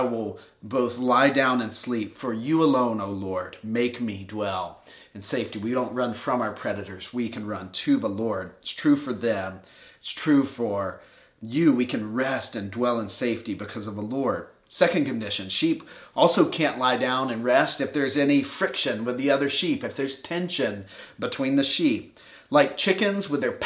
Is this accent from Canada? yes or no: no; Warner Robins, Georgia, United States; I grew up in Warner Robins, Georgia